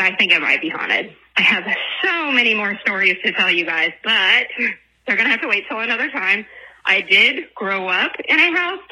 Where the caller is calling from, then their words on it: Oklahoma, United States; I'm calling from Oklahoma.